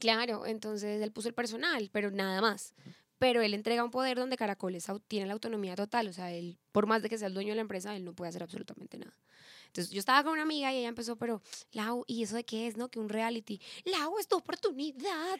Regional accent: Pereira, Risaralda, Colombia; now in Bogotá, Colombia; Yo soy de Pereira, entonces yo soy colombiana, mi mamá es de Cartagena, mi papá es de Bucaramanga y yo nací en Pereira, vivo en Bogotá

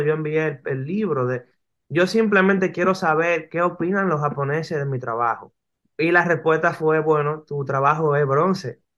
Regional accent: Dominican Republic; also born or lived in New York

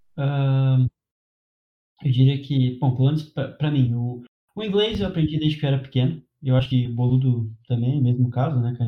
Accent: Brazil; first language Portuguese; eu falo português, minha língua nativa, inglês

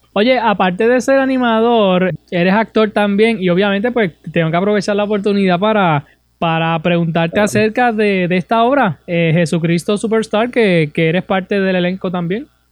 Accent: Puerto Rico; como puertorriqueños, como residentes de, este país

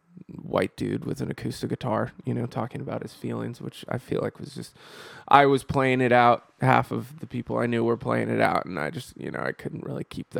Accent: California, United States; No, I'm from Northern California.

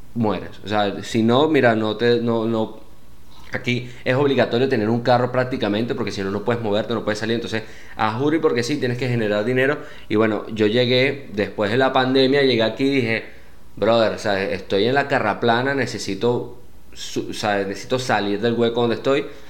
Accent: Venezuela; moved away as an adult; also born or lived in Panama / Medellín, Colombia; now in United States; Ya venía de Venezuela

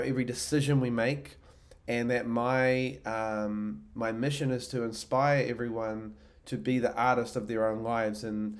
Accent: New Zealand; now in Austin, United States; I'm originally from New Zealand. I live in Austin, Texas.

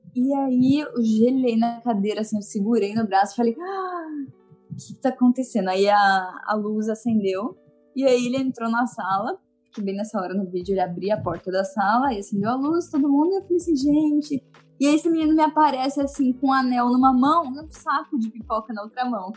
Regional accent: Votuporanga, São Paulo, Brazil; moved away as an adult; also born or lived in Curitiba; now in Rio de Janeiro, Brazil; eu sou do interior de São Paulo, de Votuporanga, bem noroeste paulista ali

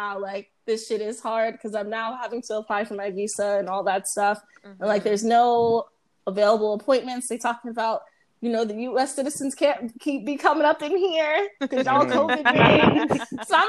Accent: Dallas, Georgia, United States; also born or lived in Atlanta; I grew up in Dallas, Georgia, then I moved to Atlanta, like for high school

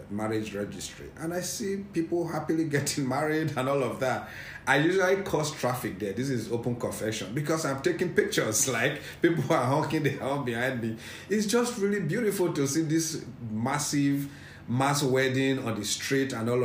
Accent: Edo / Benin Kingdom, Nigeria; now in Lagos, Nigeria; I'm an Edo person.

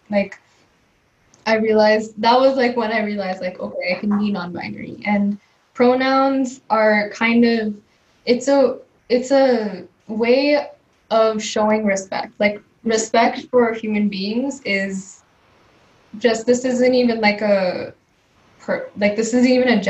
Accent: India; first language Telugu; English is a second language; Yeah, in Indian languages, it tends to be a little more difficult. Like my mother tongue is Telugu

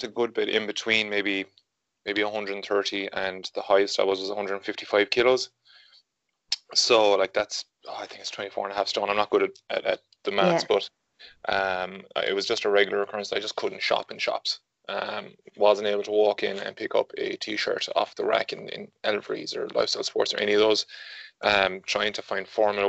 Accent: Galway, Connacht, Ireland; I'm 28 and I'm from Galway

